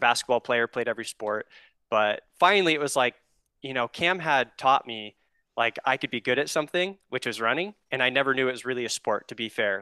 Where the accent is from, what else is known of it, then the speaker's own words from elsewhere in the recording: Oregon, United States; I'm from Oregon, born and raised here